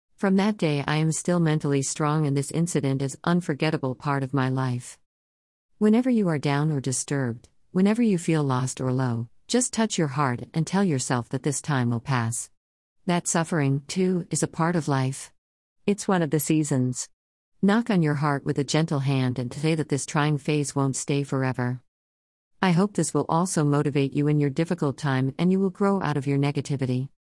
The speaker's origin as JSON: {"language": "English", "region": "Rajasthan", "country": "India", "said": "I am from Rajasthan, India."}